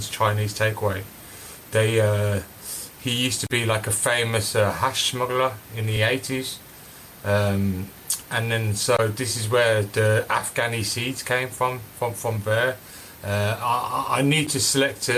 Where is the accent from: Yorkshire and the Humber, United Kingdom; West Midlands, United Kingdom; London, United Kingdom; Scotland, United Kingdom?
West Midlands, United Kingdom; Birmingham; I was obviously born and raised in Birmingham.